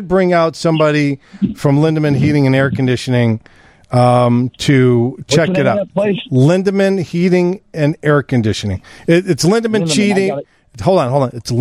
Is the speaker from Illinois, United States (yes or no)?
yes; Des Plaines, Illinois, United States; I grew up in Des Plaines.